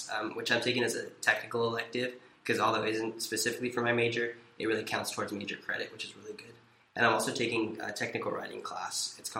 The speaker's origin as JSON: {"language": "English", "town": "Porterville", "region": "California", "country": "United States", "said": "I'm from Porterville, California in the Central Valley."}